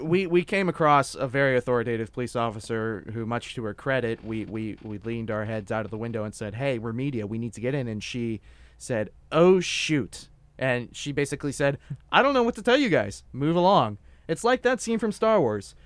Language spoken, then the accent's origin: English; South Florida, United States; I'm from South Florida